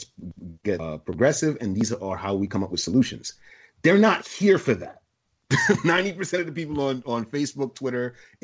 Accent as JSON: {"language": "English", "town": "New York City", "region": "New York", "country": "United States", "tie": "born or raised there", "said": "I grew up in East Flatbush, in a rough part in the 80s"}